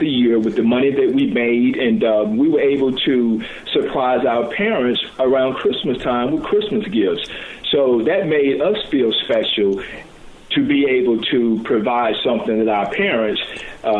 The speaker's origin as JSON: {"language": "English", "town": "Chattanooga", "region": "Tennessee", "country": "United States", "tie": "born or raised there", "said": "I was born in Chattanooga, raised up in the area of St. Elmo"}